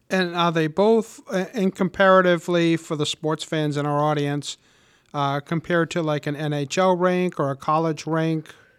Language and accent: English; Warwick, Rhode Island, United States; I grew up in Warwick and have been a homeowner for over thirty years in our lovely city